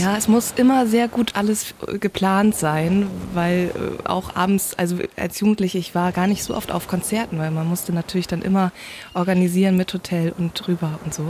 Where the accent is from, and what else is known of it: Föhr, Schleswig-Holstein, Germany; born or raised there; first language North Frisian; German is a second language